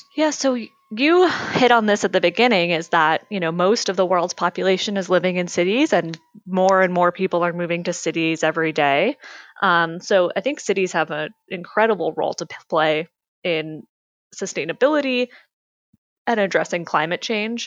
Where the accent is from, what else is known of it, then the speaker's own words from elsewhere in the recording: Harvard, Massachusetts, United States; I grew up in Massachusetts in a small town called Harvard, um, which is about um, an hour outside of Boston.